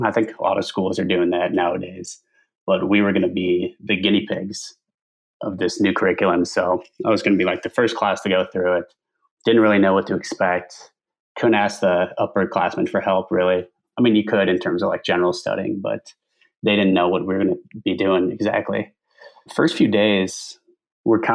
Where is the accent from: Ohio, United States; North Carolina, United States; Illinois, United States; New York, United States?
Illinois, United States; Chicago; I'm from the Chicago area